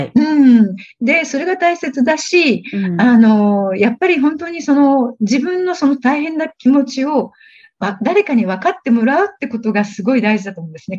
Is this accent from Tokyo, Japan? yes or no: yes; Tokyo, Japan; first language Japanese; moved away as an adult; now in Thailand; 私はあの、東京生まれで、本当に普通の日本人の家庭に育ちました。大学まで親元から通っていたという